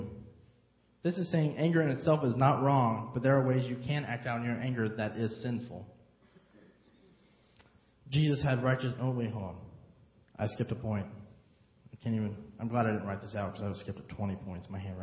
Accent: United States; now in Harrisburg, United States; I'm not from here originally. I'm from Carmine

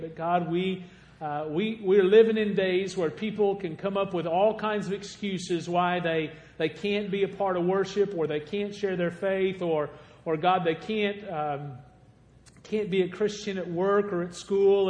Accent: Golconda, Illinois, United States; moved away; also born or lived in Anna, Illinois; I was raised in Golconda, Illinois. It's the reason that I talk the way I talk

